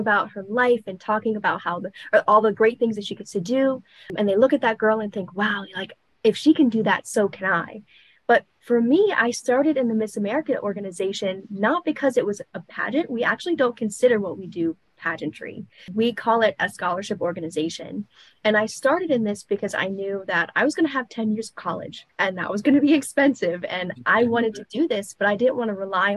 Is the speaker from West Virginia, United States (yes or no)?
yes; West Virginia, United States; I'm from West Virginia.